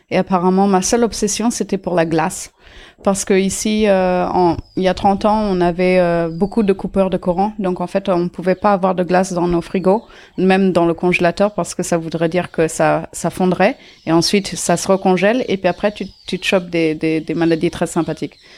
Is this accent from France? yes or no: no; Auroville, Tamil Nadu, India; Je suis née euh, à Ami, une communauté à Auroville, euh, euh, chez, chez, moi, en fait, dans, dans ma maison, euh, mm, dans ma maison d'enfance.